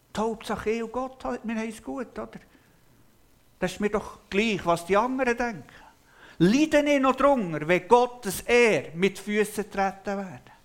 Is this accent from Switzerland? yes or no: yes; Switzerland; bei uns in der Schweiz